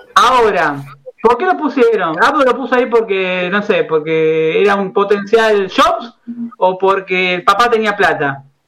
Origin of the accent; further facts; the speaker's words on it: Buenos Aires, Argentina; yo me crié en Boedo